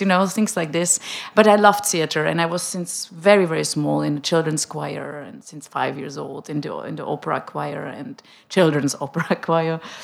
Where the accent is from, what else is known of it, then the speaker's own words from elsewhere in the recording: Prague, Czechia; English is a second language; moved away as an adult; also born or lived in Switzerland / United States; I'm coming from Prague, and I'm used to apologize for my bad German